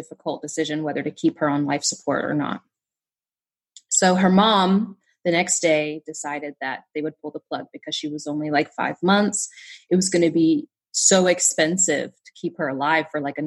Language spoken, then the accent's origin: English; Southern West Virginia, United States; I grew up in Southern West Virginia